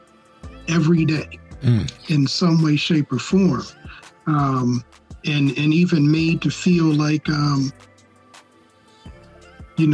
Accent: United States; we as African Americans

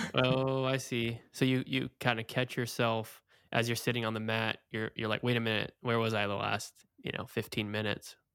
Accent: Oregon, United States; moved away as an adult; also born or lived in Portland, Oregon; now in Florida, United States; I grew up in Oregon. I lived in Portland, Oregon

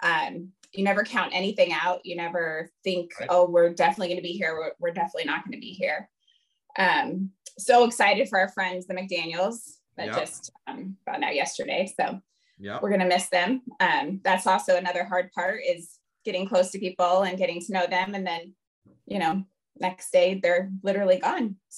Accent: Fort Wayne, Indiana, United States; moved away as an adult; a small NAIA school in my hometown in Fort Wayne, Indiana

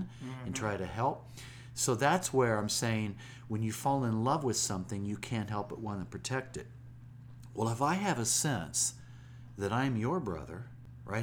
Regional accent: Springfield, Illinois, United States; When I was a little boy growing up in Springfield, Illinois

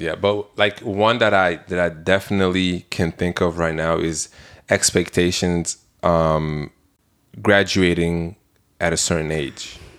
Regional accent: Belgium; moved away; I'm from Belgium

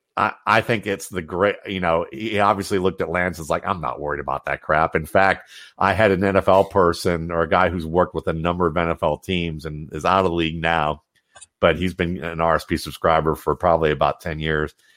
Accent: Ohio, United States; moved away; my hometown in Ohio, like, when I first grew up, when I was first growing up in Ohio

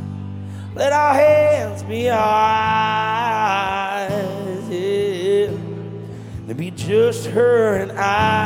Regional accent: Jacksonville, Florida, United States; I'm from Jacksonville, Florida

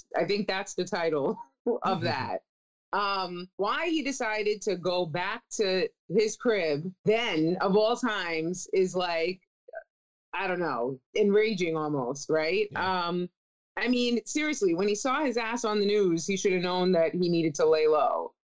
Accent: New York City, New York, United States; I'm from Staten Island. I'm part Sicilian.

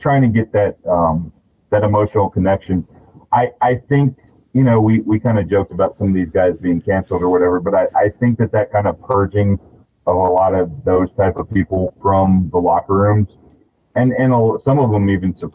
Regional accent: Central Texas, United States; I'm from Central Texas

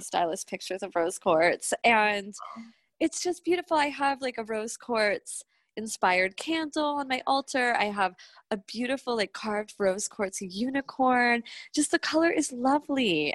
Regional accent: Jersey Shore, New Jersey, United States; now in New York, United States; I'm from the Jersey Shore.

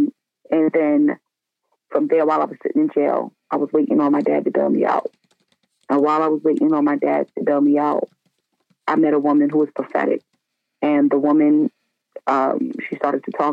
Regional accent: North Carolina, United States; also born or lived in Staten Island, New York; I was born in Staten Island, but we ended up having to move to North Carolina when I was 3 because my dad

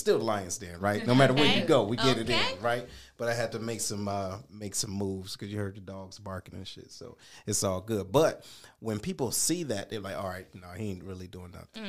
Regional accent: Detroit, Michigan, United States; we are from Detroit. We from different parts of Detroit

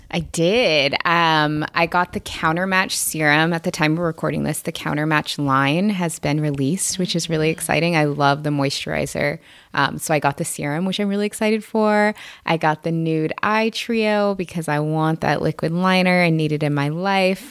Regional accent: Seattle, Washington, United States; I'm from the Seattle area, um, and pretty much my entire family is in the Seattle area, both sides

